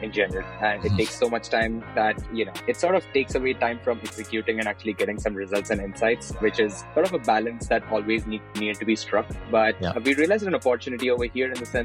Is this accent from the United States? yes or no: no; Maharashtra, India; moved away as an adult; also born or lived in Andhra Pradesh / Newcastle, United Kingdom; now in Portugal; I was born in Andhra Pradesh, which is in the south, and I grew up in Maharashtra, so which is basically the state where Bombay is, or Mumbai.